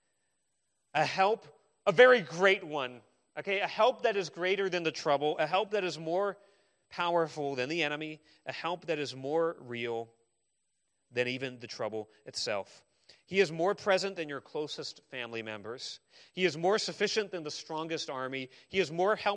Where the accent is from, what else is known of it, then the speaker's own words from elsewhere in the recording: Arizona, United States; I grew up in Arizona.